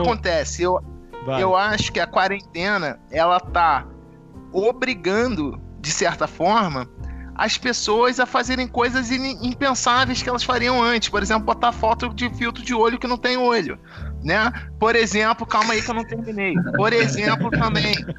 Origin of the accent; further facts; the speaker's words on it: Brazil; a gente, como brasileiro, a gente é muito individualista, como país